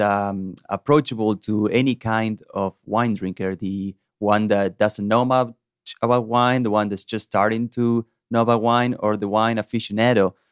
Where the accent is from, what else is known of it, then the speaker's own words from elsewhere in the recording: Salta, Argentina; moved away as an adult; also born or lived in Georgia, United States; now in Chattanooga, United States; my hometown in the northern part of Argentina called Salta